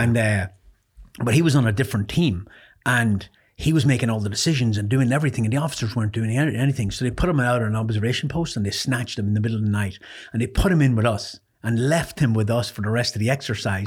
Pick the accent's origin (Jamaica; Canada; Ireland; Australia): Ireland; born or raised there; moved away; also born or lived in North Carolina